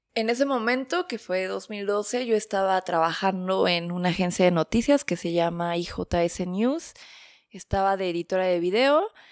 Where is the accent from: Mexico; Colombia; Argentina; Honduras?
Mexico; Mexico City; first language Spanish; moved away as an adult; also born or lived in Berlin, Germany; now in Stuttgart, Germany; soy originaria de la Ciudad de México, del norte de la ciudad, de la hermosa parte colonia